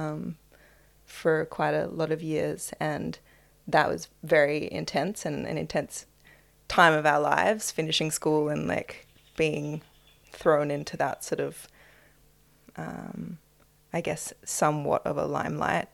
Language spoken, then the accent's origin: English; Melbourne, Victoria, Australia; also born or lived in Apollo Bay / Fitzroy; I was born in Melbourne to my parents. And I spent a lot of time growing up down in the coastal town Apollo Bay